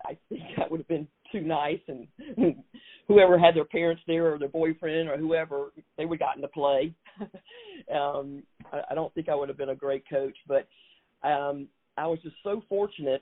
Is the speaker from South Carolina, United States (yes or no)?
yes; Hartsville, South Carolina, United States; moved away as an adult; also born or lived in Boston; growing up in Hartsville, South Carolina